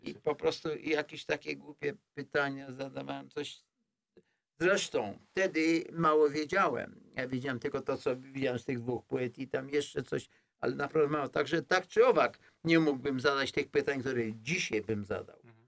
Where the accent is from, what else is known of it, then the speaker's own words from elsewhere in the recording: Poland; moved away; ja jestem, ja jestem z Polski